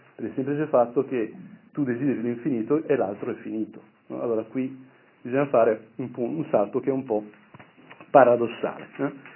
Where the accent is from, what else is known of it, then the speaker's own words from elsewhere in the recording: Brianza, Lombardy, Italy; al mio paese, quindi in Brianza